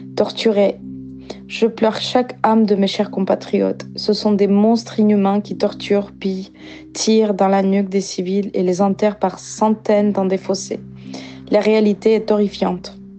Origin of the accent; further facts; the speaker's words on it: Ukraine; French is a second language; moved away as an adult; now in France; je, suis née en Ukraine. Maintenant, je viens en France.